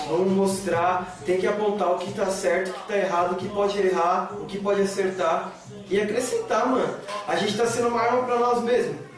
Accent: Jardim Santo Eduardo, São Paulo, Brazil; eu sou lá da Vila Monte Produtora, aqui de Jardim Santo Eduardo

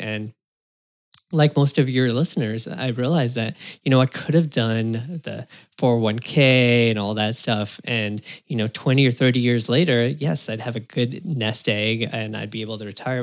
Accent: California, United States; I was born in California in the U S, U S citizen

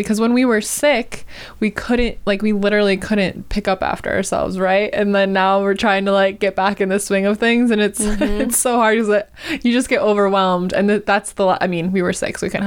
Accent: Wisconsin, United States; now in Los Angeles, United States; I'm from Wisconsin

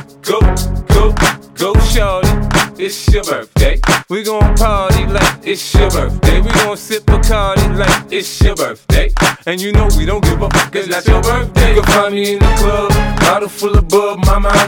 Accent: Marblehead, Massachusetts, United States; a nice place in Marblehead in my hometown

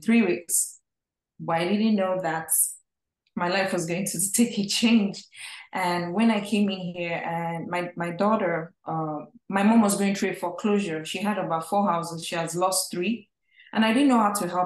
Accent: Nigeria; moved away as an adult; now in United States; I'm originally from Nigeria, from a family of five

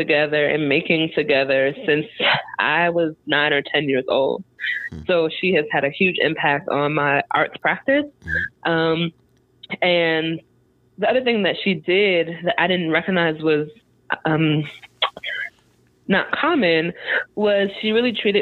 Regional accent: Long Island, New York, United States; now in Durham, United States; I am from Long Island, a Strong Island, New York

